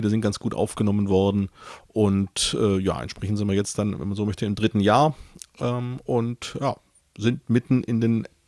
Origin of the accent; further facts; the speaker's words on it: Stuttgart, Baden-Württemberg, Germany; born there; now in Cologne, Germany; Ja, ich bin äh … komplett gebürtiger Stuttgarter, inzwischen aber schon länger in Köln.